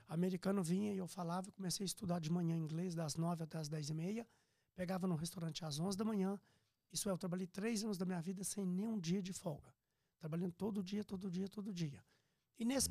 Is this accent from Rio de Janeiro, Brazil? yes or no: no; Piracicaba, São Paulo, Brazil; moved away as an adult; also born or lived in Minas Gerais; now in Orlando, United States; eu sou mineiro, natural, Sim. né? Mas eu fui uhum. criado em Piracicaba, São Paulo, depois morei em São Paulo